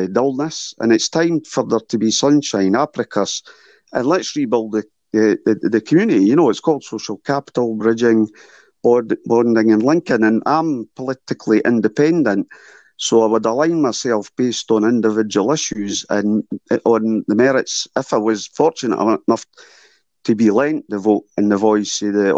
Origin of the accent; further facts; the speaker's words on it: Edinburgh, Scotland, United Kingdom; also born or lived in Duddingston Mills; I'm from Portobello originally